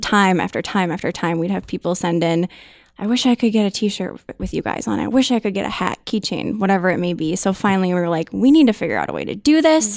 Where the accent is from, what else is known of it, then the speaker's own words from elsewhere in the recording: Minnesota, United States; I was born and raised in Minnesota